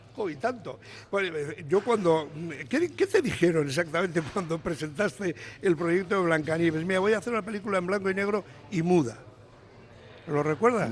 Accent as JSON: {"language": "Spanish", "town": "Bilbao", "region": "Basque Country", "country": "Spain", "said": "los de Bilbao nacemos donde queremos"}